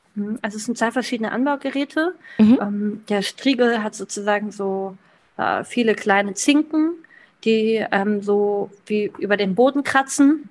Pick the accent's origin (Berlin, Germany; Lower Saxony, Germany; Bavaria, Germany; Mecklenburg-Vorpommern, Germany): Lower Saxony, Germany; Klein Schneen; 28 Jahre alt und komme aus Kleinschneen. Das ist ein kleines Dorf mitten in, Nieder in Deutschland sozusagen, also in Südniedersachsen.